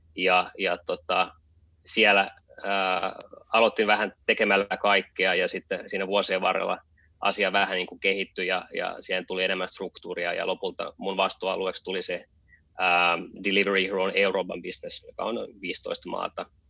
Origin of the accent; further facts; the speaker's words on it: Helsinki, Uusimaa, Finland; moved away as an adult; also born or lived in San Francisco, United States; now in Berlin, Germany; Mä oon, mä oon syntynyt ja, ja kasvanut Helsingissä ja käynyt koulut siellä.